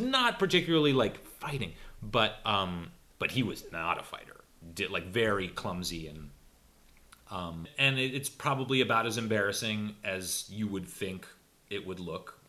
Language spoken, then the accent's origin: English; Los Angeles, California, United States; also born or lived in South Pasadena; I grew up in in Silver Lake, um, but I by the end of high school we had moved to South Pasadena